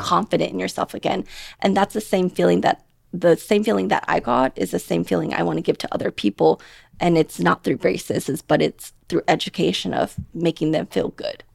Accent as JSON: {"language": "English", "town": "Portland", "region": "Oregon", "country": "United States", "tie": "born or raised there", "also_born_or_lived": "Thailand", "moved": "as an adult", "lives_now": "Las Vegas, United States", "said": "I'm from Portland, Oregon"}